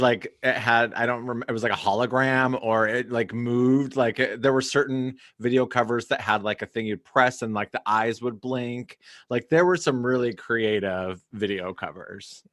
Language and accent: English; Cody, Wyoming, United States; growing up in Cody, Wyoming